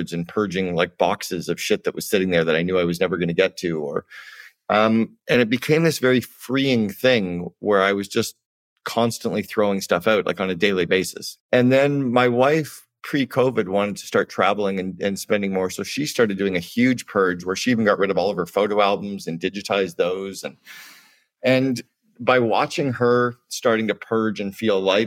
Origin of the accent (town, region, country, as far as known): Canada; moved away